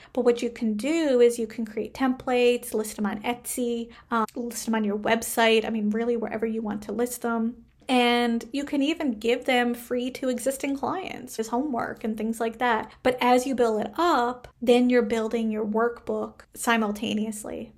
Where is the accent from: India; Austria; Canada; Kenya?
Canada; I am a Canadian social worker